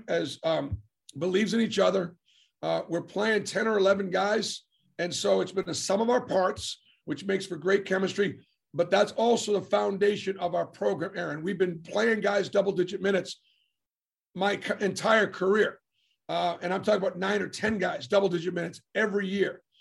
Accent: New England, United States; now in Auburn, United States; I grew up in New England

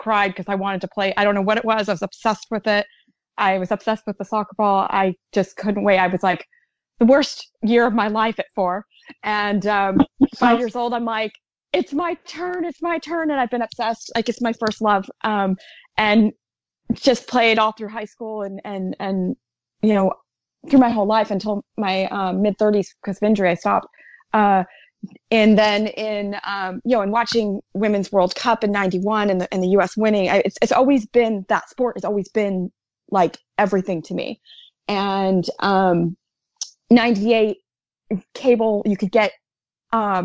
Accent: United States; as an American girl

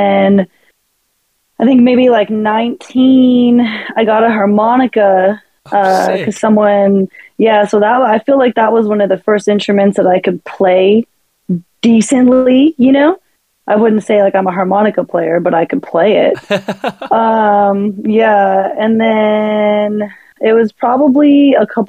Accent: San Bernardino, California, United States; I was born in San Bernardino.

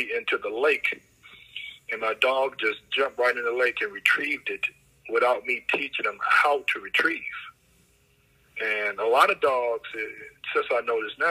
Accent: Jackson, Mississippi, United States; I'm originally from the South, Jackson, Mississippi

